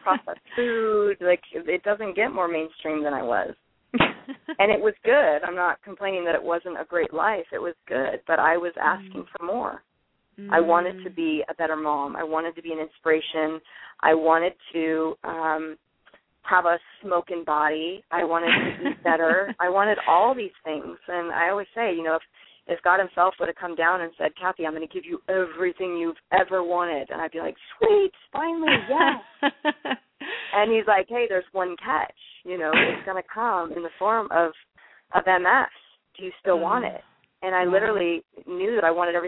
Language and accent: English; Alaska, United States; born and raised in Alaska, and I'm Alaskan.